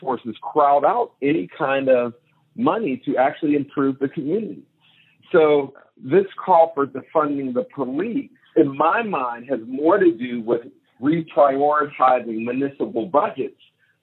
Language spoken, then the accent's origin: English; Pittsburgh, Pennsylvania, United States; I grew up in Pittsburgh, where Google headquarters landed almost a decade ago